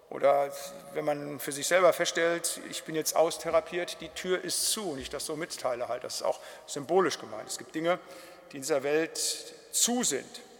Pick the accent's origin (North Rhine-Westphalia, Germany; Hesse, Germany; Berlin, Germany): North Rhine-Westphalia, Germany; ich komme ja aus dem Siegerland, da war so 50 Prozent der Bewaldung, das waren dann so Fichtenmonokulturen